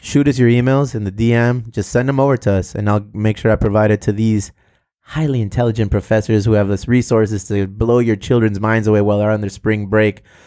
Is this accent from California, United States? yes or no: yes; South Bay, California, United States; we're both from the South Bay